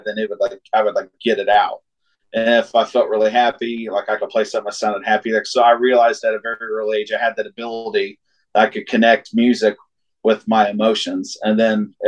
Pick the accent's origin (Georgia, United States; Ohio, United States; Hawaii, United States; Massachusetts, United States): Ohio, United States; Wheelersburg; also born or lived in Portsmouth, Ohio; I'm from technically from Wheelersburg, Ohio, but born in Portsmouth and raised in Wheelersburg, just about 8 miles away